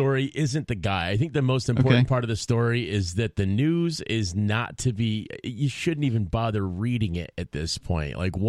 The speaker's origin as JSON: {"language": "English", "region": "New York", "country": "United States", "moved": "yes", "lives_now": "New Hampshire, United States", "said": "I'm from New York originally"}